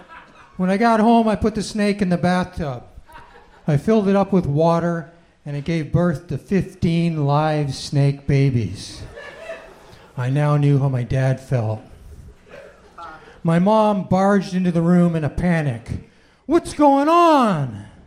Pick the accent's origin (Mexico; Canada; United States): Canada; I'm from Canada originally.